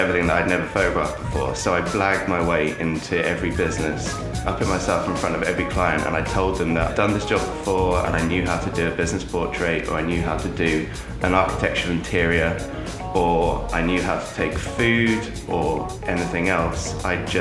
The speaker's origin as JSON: {"language": "English", "country": "Jersey", "tie": "born or raised there", "said": "I grew up in Jersey. I've lived here all my life"}